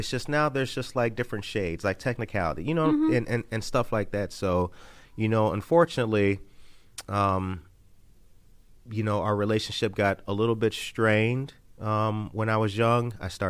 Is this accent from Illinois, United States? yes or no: yes; Harvey, Illinois, United States; But my dad lived in the same house that I grew up in Harvey, Illinois.